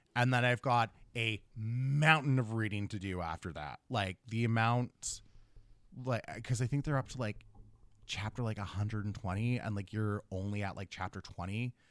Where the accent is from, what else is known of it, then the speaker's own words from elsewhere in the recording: Thunder Bay, Ontario, Canada; I'm from Thunder Bay.